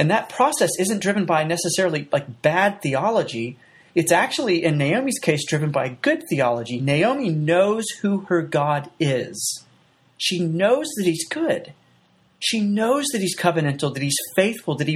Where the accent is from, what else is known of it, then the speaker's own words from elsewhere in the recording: United States; as an American